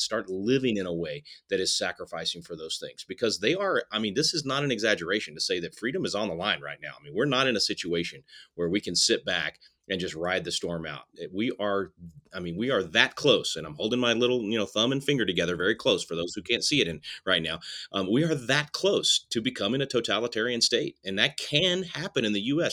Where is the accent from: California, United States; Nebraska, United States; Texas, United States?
Texas, United States; in my hometown in Texas